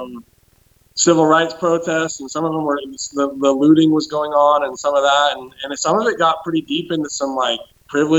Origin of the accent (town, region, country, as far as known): United States